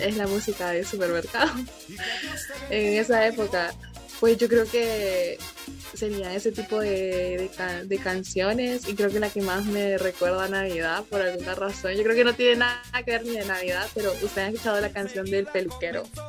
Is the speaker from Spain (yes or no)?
no; Honduras; nosotros, que estamos aquí en Honduras